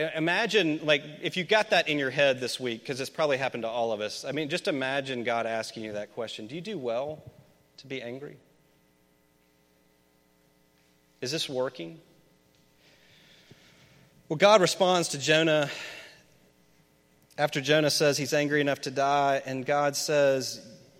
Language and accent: English; Memphis, Tennessee, United States; I grew up in Memphis.